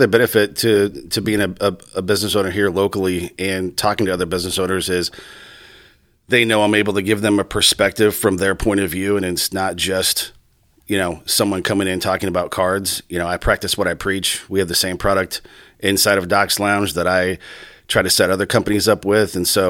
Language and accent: English; Johnston, Iowa, United States; I was born and raised in Johnston, sandbox kid, K through 12.